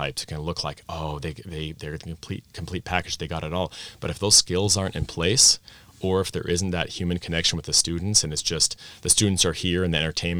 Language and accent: English; Vienna, Austria; I grew up in Vienna, Austria, expat American parents, but full assimilation into Austrian schools, clubs, friends, stuff like that. So I grew up speaking Austrian in a Viennese dialect.